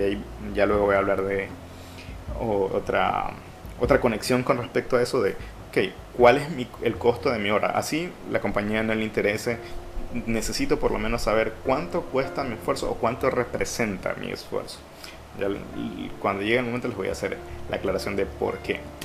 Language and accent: Spanish; Ecuador; como ecuatorianos